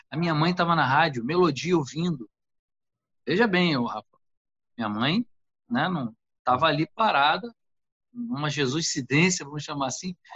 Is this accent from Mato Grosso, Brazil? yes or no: no; Nilópolis, Rio de Janeiro, Brazil; Moleque de rua, nascido e criado em Olinda, aqui em Nilópolis, né?